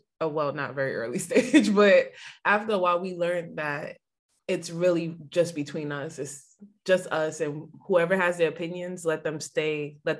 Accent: Mount Vernon, New York, United States; So I'm from Mount Vernon.

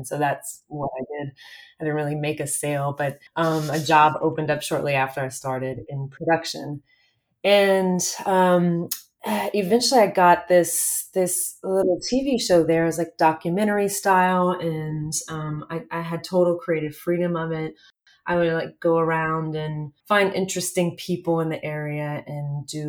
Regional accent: South Louisiana, United States; I grew up in South Louisiana, so very removed at the time from the film industry

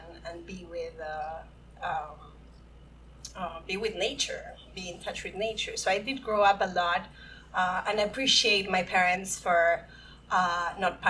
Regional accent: Buenos Aires, Argentina; moved away as an adult; I'm from Buenos Aires and I'm a porteña, like we say

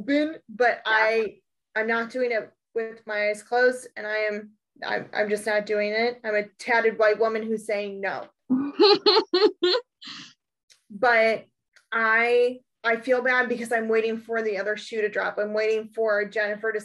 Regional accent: East Coast, United States; born or raised there

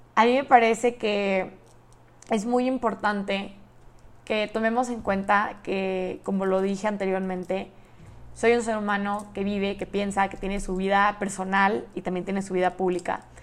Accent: Monterrey, Nuevo León, Mexico; moved away as an adult; also born or lived in Austin, Texas; soy de Monterrey, Nuevo León, México

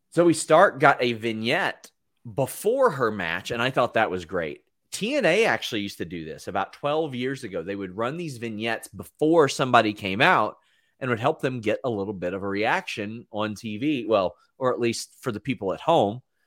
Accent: Kentucky, United States; "Oh, where are you from?" I go Kentucky.

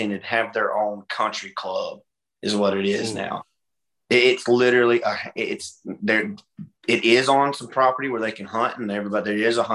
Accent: Hartford, Alabama, United States; moved away; I'm originally from Hartford, Alabama

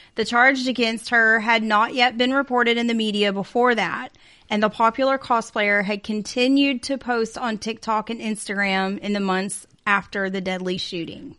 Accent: the South, United States; we were raised in the South

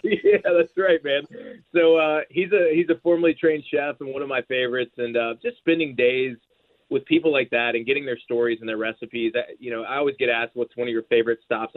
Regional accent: Georgia, United States; now in Nashville, United States; I grew up in Georgia

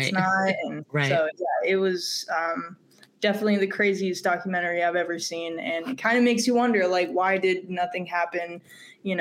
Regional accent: Roseville, California, United States; now in Sacramento, United States; I was born in Roseville.

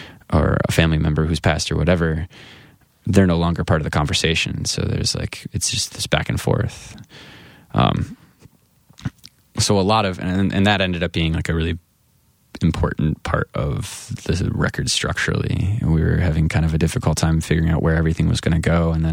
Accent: Grand Rapids, Michigan, United States; I moved just in my hometown of Grand Rapids.

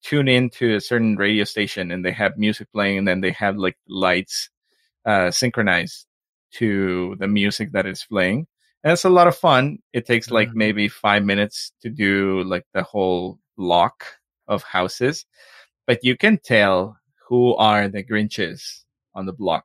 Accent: Mexico; accent: Mexican; my Mexican accent

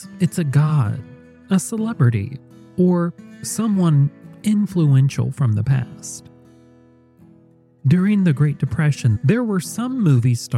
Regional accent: Indiana, United States; born right here in my home state of Indiana

